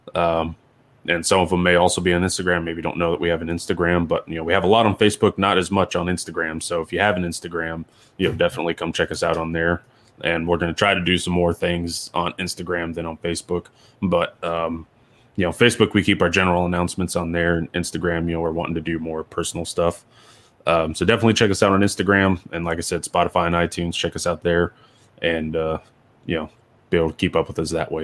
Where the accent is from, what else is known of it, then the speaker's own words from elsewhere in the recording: Ohio, United States; moved away; I was born in Ohio